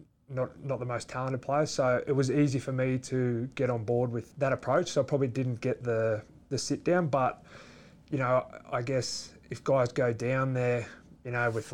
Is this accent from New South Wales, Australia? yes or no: yes; Leeton, New South Wales, Australia; moved away; also born or lived in Wagga Wagga / Canberra; I was born in Wagga Wagga, but I actually grew up in Leeton.